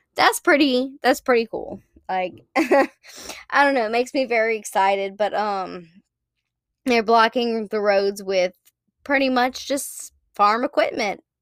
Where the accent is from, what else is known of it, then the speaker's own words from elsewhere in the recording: South Louisiana, United States; I'm from South Louisiana